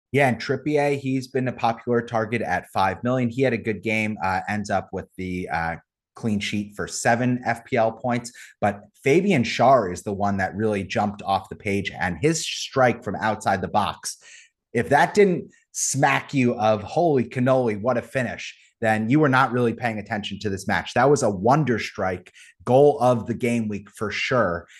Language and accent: English; United States; as an American